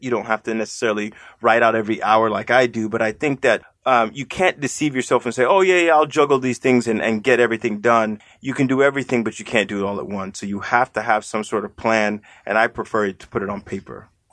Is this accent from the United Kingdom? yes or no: no; Nigeria; moved away; I'm Nigerian, you know, by birth